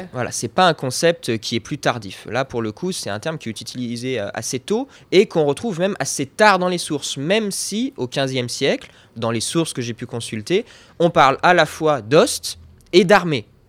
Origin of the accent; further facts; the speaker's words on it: Dauphiné, Auvergne-Rhône-Alpes, France; je suis originaire du Dauphiné